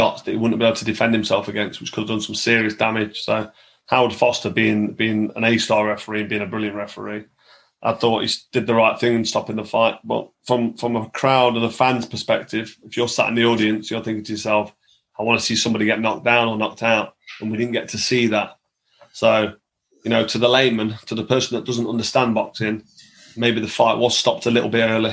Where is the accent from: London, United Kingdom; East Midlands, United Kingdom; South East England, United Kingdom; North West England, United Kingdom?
East Midlands, United Kingdom; Nottingham; also born or lived in Newark; All my friends and family are there. And, you know, it's my hometown.